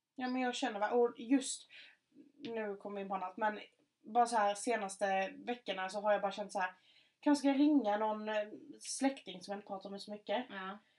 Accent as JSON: {"language": "Swedish", "town": "Markaryd", "region": "Kronoberg County", "country": "Sweden", "accent": "Scanian", "said": "där jag kommer ifrån"}